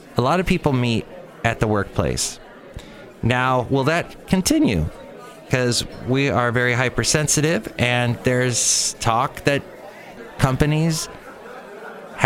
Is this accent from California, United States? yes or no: yes; Los Angeles, California, United States; I was growing up in the San Fernando Valley